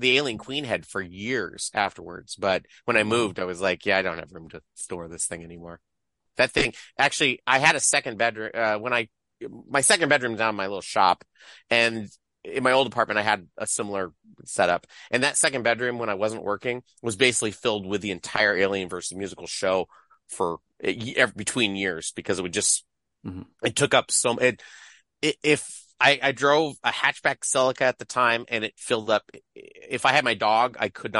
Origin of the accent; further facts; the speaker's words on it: Poway, California, United States; moved away; I grew up in Poway, which is a little town in San Diego